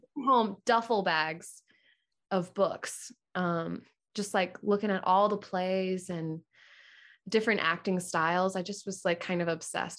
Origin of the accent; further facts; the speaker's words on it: Orlando, Florida, United States; moved away as an adult; also born or lived in Jupiter, Florida; now in Atlanta, United States; we moved when I was one to Orlando, and I, I grew up in Orlando